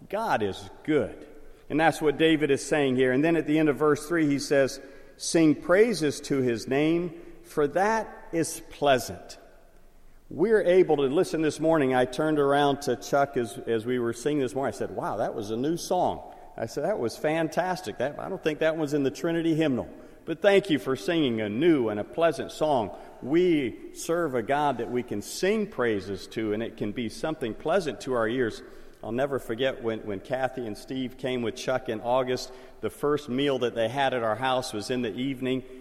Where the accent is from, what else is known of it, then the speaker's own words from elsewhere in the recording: Liberia; Where I grew up in Liberia when I was a young boy, and my father was putting in that six mile road from our mission station through the swamp out to the government road